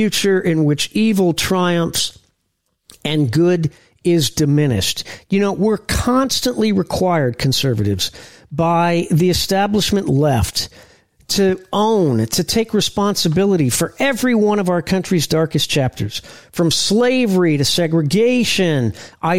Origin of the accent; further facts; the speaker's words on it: Indianapolis, Indiana, United States; I'm from Indianapolis